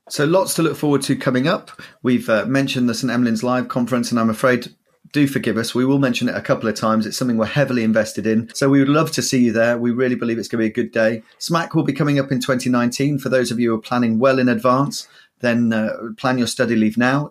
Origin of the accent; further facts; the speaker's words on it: Yorkshire and the Humber, United Kingdom; now in southern England, United Kingdom; as a Yorkshireman